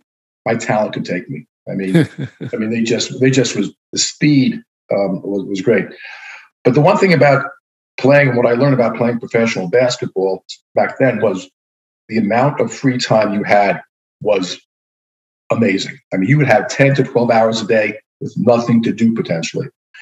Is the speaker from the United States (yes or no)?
no; Spain; born there; I was born in Spain, so I had a chance to play, even though I wasn't a Spanish citizen, the chance to play there.